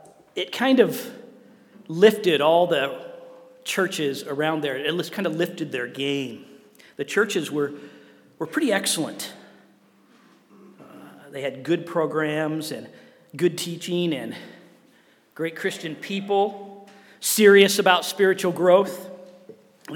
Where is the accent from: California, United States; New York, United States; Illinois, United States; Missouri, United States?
Illinois, United States; Wheaton; I grew up in Wheaton, Illinois, right at the center of the Bible Belt of the Midwest.